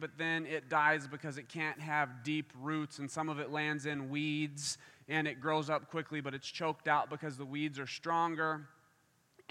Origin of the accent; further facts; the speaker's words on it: Kansas, United States; now in Michigan, United States; I'm from Kansas